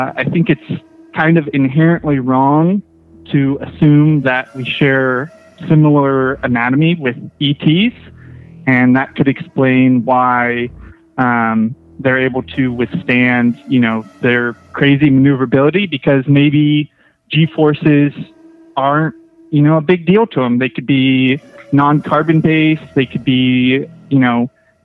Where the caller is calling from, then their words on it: Fortuna, California, United States; I'm calling from Northern California, Fortuna